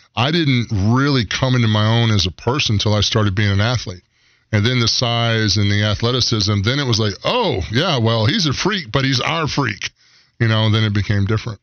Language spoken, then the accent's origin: English; Aiken, South Carolina, United States; moved away; I grew up in Aiken, South Carolina, outside of Aiken County.